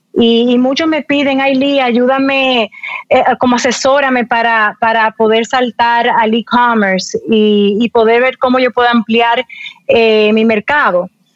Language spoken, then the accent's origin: Spanish; Dominican Republic; mucha gente en mi país piensa que nosotros somos un eh, una islita